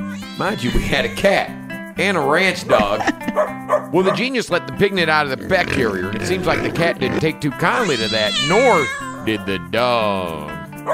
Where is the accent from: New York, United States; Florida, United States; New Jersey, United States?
New Jersey, United States; Hi, Jersey. Oh, I'm from Jersey. I'm a Jersey broad.